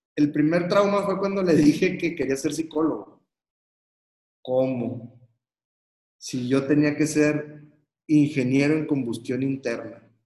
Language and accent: Spanish; Torreón, Coahuila, Mexico; yo soy de Torreón, Coahuila, Aquí hay una colonia que se llama San Joaquín.